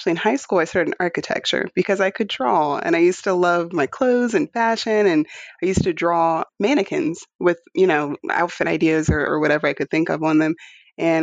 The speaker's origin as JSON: {"language": "English", "area": "Charles County", "region": "Maryland", "country": "United States", "tie": "born or raised there", "also_born_or_lived": "Houston, Texas", "moved": "as an adult", "said": "I grew up in Maryland, Charles County, Maryland, and loved it out there"}